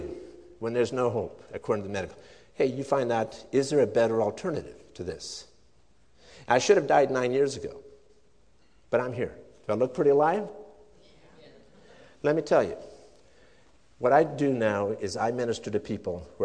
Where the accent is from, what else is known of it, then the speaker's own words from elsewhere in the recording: Sweden; now in United States; I'm a Swedish immigrant. I was born in Sweden.